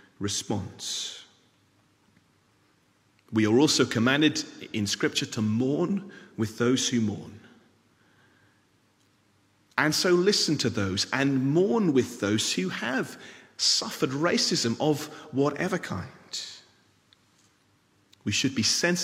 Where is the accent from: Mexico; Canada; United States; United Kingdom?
United Kingdom; England; now in Scotland, United Kingdom; I am a British citizen, born in England, live in Scotland.